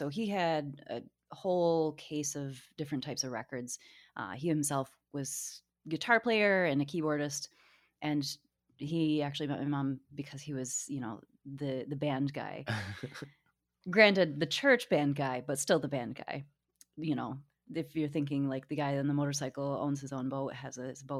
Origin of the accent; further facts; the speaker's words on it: Portage, Michigan, United States; So Portage is definitely a suburb town. We didn't really, even though we were close to Kalamazoo, we didn't really go downtown.